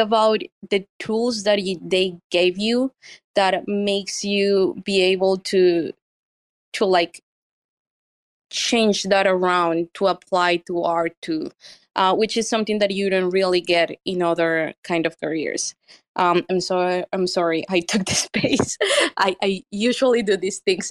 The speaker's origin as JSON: {"language": "English", "town": "Medellín", "region": "Antioquia", "country": "Colombia", "second_language": "English", "moved": "yes", "lives_now": "New York, United States", "said": "I am from Medellin"}